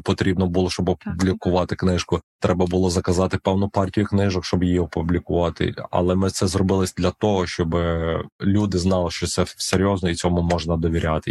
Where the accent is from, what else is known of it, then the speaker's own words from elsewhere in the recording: Ukraine; moved away as an adult; now in United States; як в нас в Україні кажуть